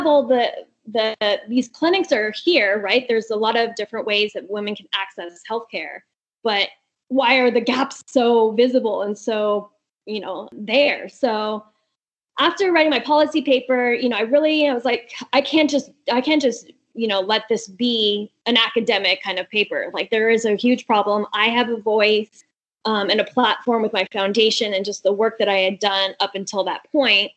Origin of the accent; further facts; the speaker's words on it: Albuquerque, New Mexico, United States; moved away as an adult; also born or lived in California / Houston / Washington, D.C.; I'm from Albuquerque, but I've lived in California